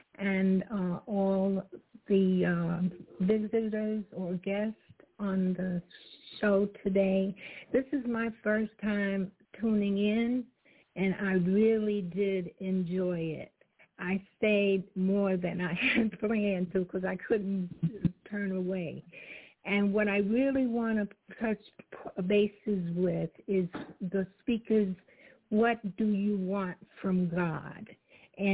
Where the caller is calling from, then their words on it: Fayetteville, North Carolina, United States; I'm calling from Fayetteville, North Carolina.